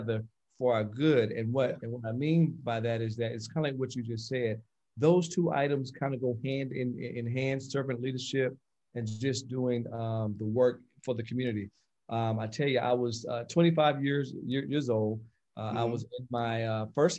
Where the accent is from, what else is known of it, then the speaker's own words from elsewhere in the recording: Aiken County, South Carolina, United States; as a young boy, growing up in Aiken County